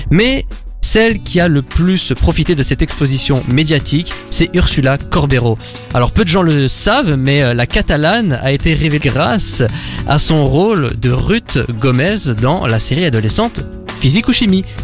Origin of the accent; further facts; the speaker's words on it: Belgium; nous en tant que Belges